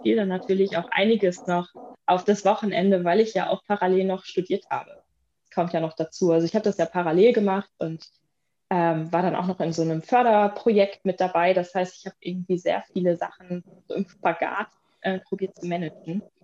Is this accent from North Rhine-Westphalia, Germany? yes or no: yes; Bielefeld, North Rhine-Westphalia, Germany; moved away as an adult; also born or lived in Münster / Cologne / Bremen; ich komme gebürtig, komme ich aus Bielefeld